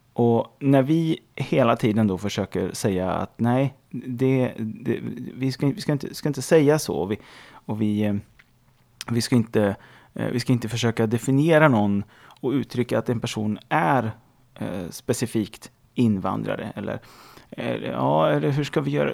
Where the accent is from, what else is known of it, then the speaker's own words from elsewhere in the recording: Sweden; Där jag är svensk